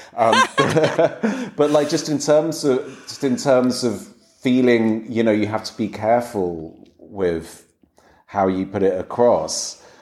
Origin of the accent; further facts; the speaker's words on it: England, United Kingdom; now in Berlin, Germany; at being English